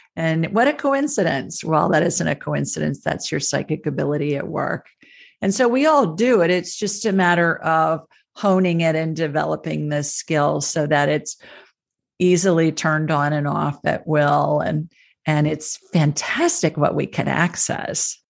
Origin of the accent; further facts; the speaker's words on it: Ohio, United States; moved away; where I grew up in Ohio